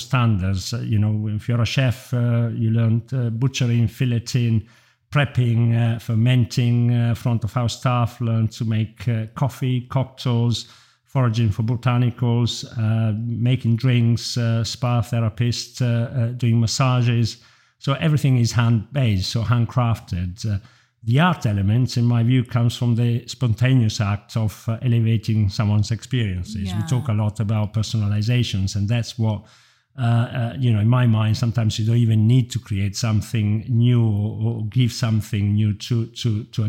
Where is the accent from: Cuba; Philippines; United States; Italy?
Italy; moved away as an adult; also born or lived in Munich / London / Stroud; now in Cotswolds, United Kingdom; I grew up in Italy